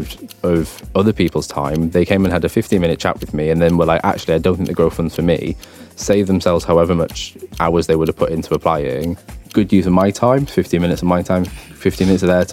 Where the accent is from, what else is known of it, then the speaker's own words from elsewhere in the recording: London, United Kingdom; I'm from Barking Dagenham